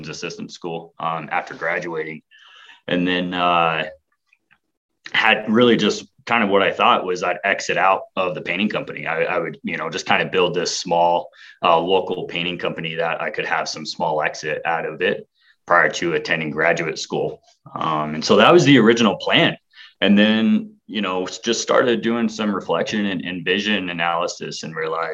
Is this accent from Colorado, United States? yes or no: no; Casper, Wyoming, United States; now in Laramie, United States; Casper's my hometown. That's where I was grew up.